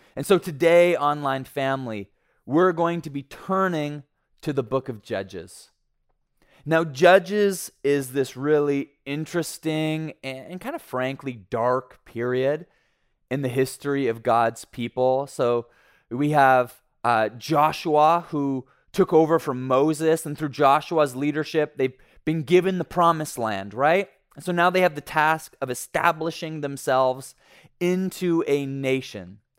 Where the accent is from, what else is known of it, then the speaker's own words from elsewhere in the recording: Ontario, Canada; moved away; I was raised in Ontario, and like most Ontarians, I bled blue and white